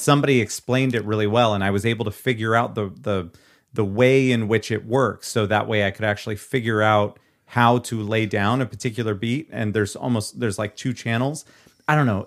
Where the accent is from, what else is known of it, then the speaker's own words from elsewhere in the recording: Nevada, Iowa, United States; filmed in my hometown, eh, hometown-ish